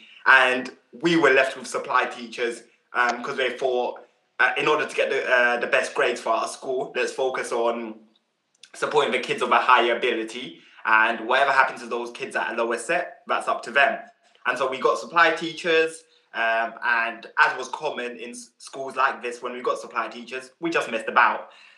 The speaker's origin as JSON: {"language": "English", "country": "Uganda", "lives_now": "United Kingdom", "said": "the support network that we didn't have when we came over here from Uganda."}